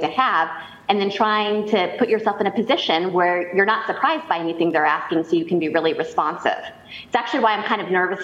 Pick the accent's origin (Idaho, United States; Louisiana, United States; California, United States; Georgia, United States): Idaho, United States; I was born and raised in Idaho. I'm a very proud Idahoan